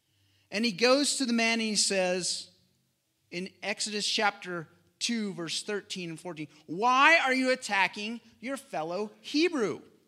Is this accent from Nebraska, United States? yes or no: yes; McCook, Nebraska, United States; So we are from McCook. I don't know, did we say that? Not too far away